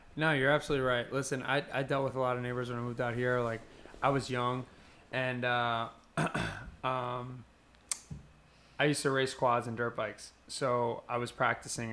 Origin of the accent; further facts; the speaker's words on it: New Jersey, United States; moved away; I grew up in North Jersey